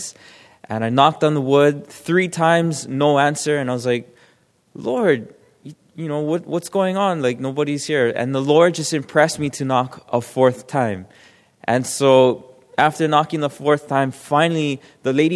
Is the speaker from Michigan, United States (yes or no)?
no; Hawaii, United States; I'm from Hawaii